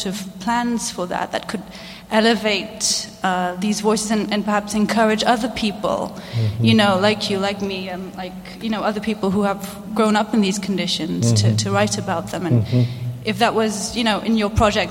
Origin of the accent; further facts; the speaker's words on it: Mauritius; English is a second language; moved away; I come from Mauritius, as does my partner